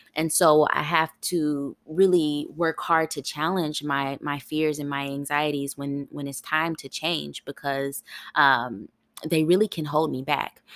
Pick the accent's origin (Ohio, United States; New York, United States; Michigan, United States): Ohio, United States; moved away as an adult; also born or lived in California; now in Tennessee, United States; That was my first time living outside of my home state. I lit, I, I was, I'm born in Ohio